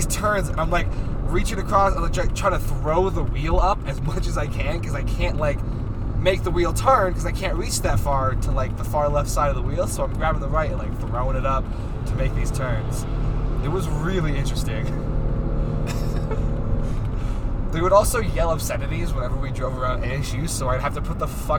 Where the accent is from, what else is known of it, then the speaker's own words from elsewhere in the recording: Arizona, United States; If I ever get pulled over up here, my excuse is going to be, oh, I'm sorry, I'm from Arizona.